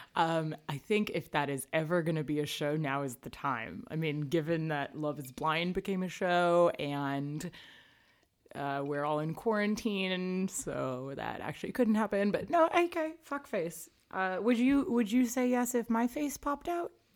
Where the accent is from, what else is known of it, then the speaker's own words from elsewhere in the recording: Canada; I'm Canadian